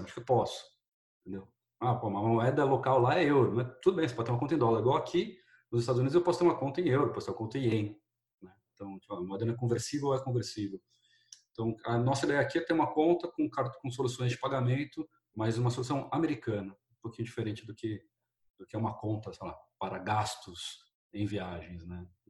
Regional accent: Brazil; eu sou brasileiro, nascido criado

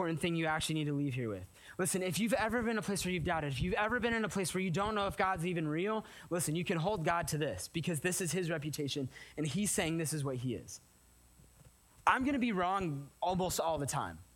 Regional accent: California, United States; moved away; We're from California

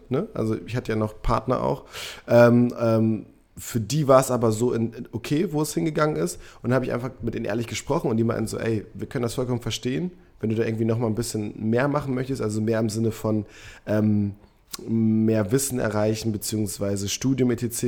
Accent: Münster, North Rhine-Westphalia, Germany; moved away; ich bin in Münster geboren, aufgewachsen

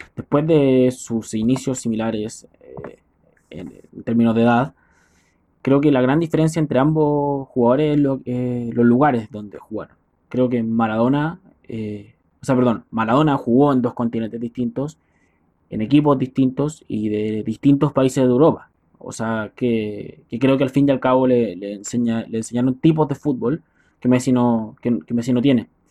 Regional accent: Chile; Soy chileno

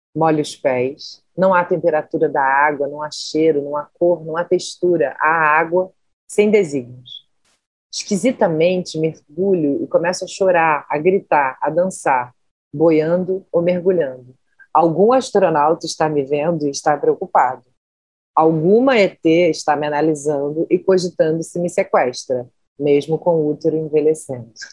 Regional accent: Rio de Janeiro, Brazil; Eu sou nascida e criada na Tijuca, né, que é um bairro da zona norte do Rio de Janeiro

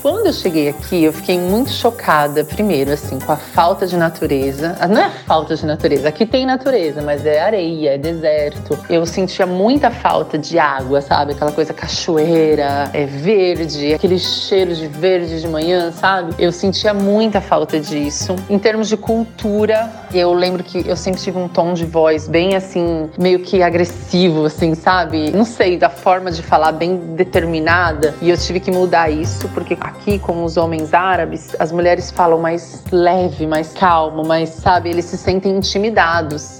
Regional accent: Brazil; moved away as an adult; now in Dubai, United Arab Emirates; eu sou do Brasil

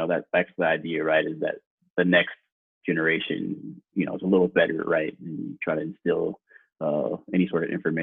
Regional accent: Houston, Texas, United States; moved away; we're from Houston

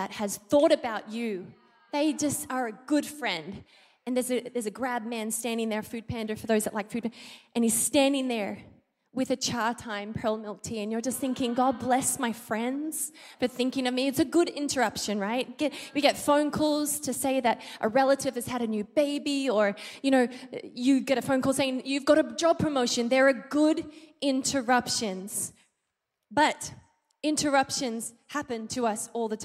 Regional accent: Australia; moved away as an adult; now in Philippines; I'm Australian, I'm not American

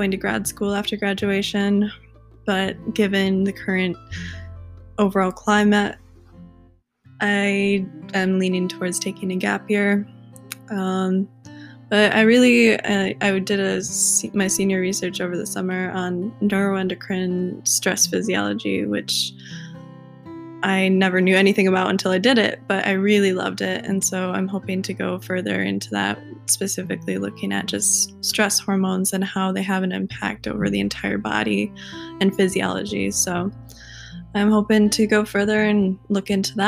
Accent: Hopkins, Michigan, United States; I grew up in Michigan, Hopkins, Michigan

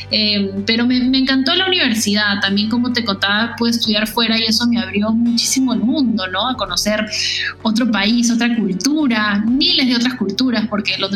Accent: Lima, Peru; yo soy de Lima, Perú. Aquí nací, sí de hecho, soy de una familia de mujeres, tengo, somos tres, tres hermanas, eh, yo soy la hija del medio.

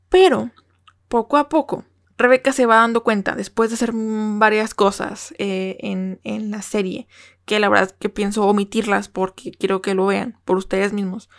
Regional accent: Mexico; first language Spanish; yo como mexicana

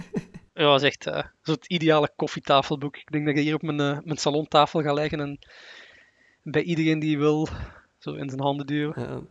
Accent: Sint-Truiden, Flanders, Belgium; ben normaal van sint

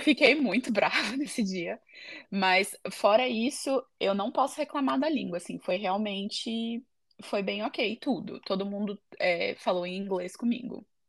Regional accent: São Paulo, Brazil; moved away as an adult; also born or lived in United States; now in Ede, Netherlands; eu sou de São Paulo, no Brasil

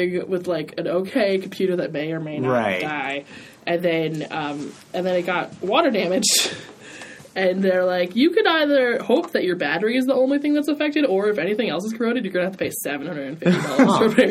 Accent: Detroit, Michigan, United States; now in Pittsburgh, United States; I'm from Detroit

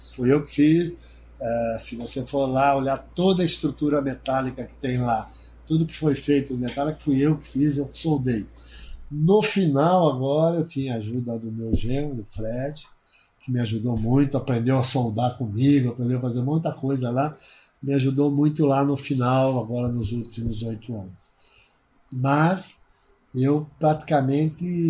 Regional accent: Piracicaba, São Paulo, Brazil; Eu sou nascido na Vila Resende. Nascido na Vila Resende, Manuel Conceição 265

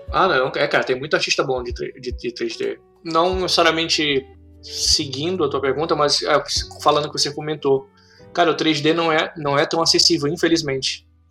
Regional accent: Brazil; moved away as an adult; also born or lived in Russia / Dubai; now in Canada; eu sou brasileiro

